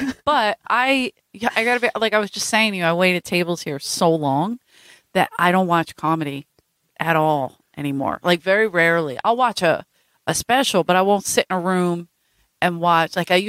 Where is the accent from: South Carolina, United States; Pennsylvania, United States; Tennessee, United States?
Pennsylvania, United States; Philadelphia; No, I'm from South Philly.